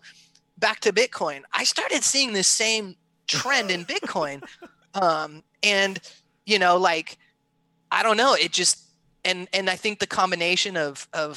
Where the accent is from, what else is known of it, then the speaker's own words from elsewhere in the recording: California, United States; I grew up in California on the beach from skating and surfing